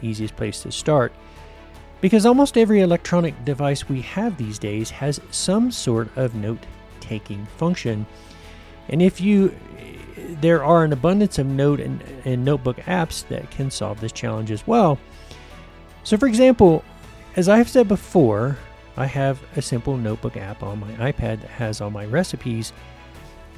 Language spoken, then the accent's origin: English; United States; my home country, the U.S.